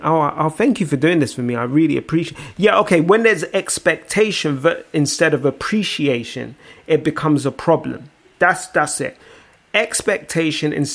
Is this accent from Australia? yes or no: no; Nigeria; as a Nigerian